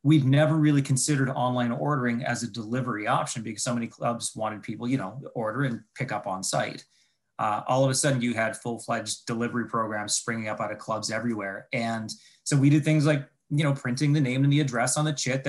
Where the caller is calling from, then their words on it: Ontario, Canada; So I'm calling in from, I'm just looking out my window here, from a very snowy town just a little bit outside of Toronto. So in the Great White North, as you might want to call it.